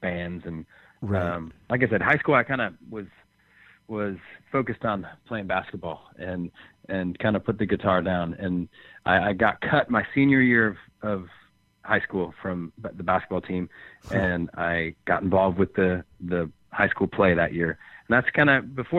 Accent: Chicago, Illinois, United States; now in Nashville, United States; I grew up just outside Chicago and then lived in Chicago for years

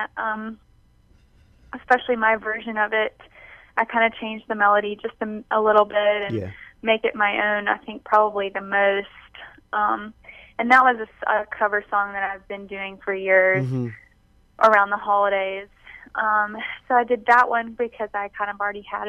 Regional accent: Mobile, Alabama, United States; also born or lived in New Orleans, Louisiana; I grew up in Mobile, and I was born in New Orleans

